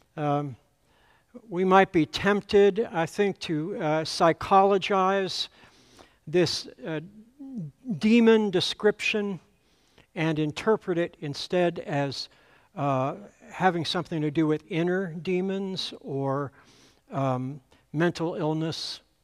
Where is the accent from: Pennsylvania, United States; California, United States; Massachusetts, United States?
Pennsylvania, United States; Altoona; moved away; my first pastor in the church where I grew up back in Altoona, Pennsylvania